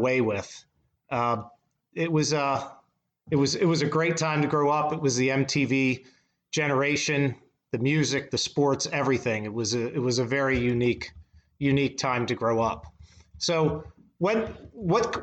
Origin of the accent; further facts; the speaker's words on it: Baltimore, Maryland, United States; moved away; I'm a St. Joe guy, but I'm originally from Baltimore.